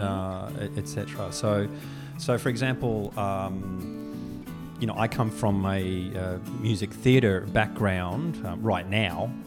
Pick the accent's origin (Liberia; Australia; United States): Australia; moved away as an adult; now in Taiwan; I'm an Australian